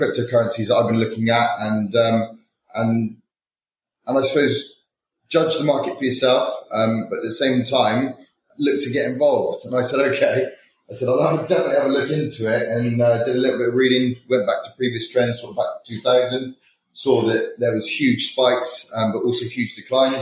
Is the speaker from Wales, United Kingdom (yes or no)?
no; Bristol, South West England, United Kingdom; moved away as an adult; now in London, United Kingdom; I was originally from Bristol